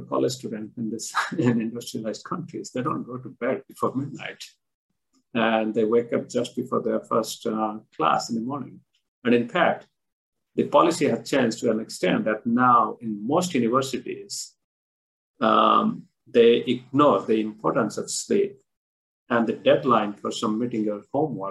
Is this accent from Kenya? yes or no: no; India; I was born and I grew up in India